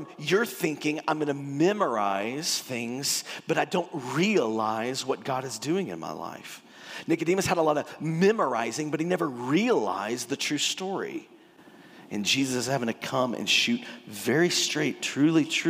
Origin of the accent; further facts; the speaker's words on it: Texas, United States; also born or lived in California; I'm born and raised in Texas. I had a little spout in California, but I ended up back in Texas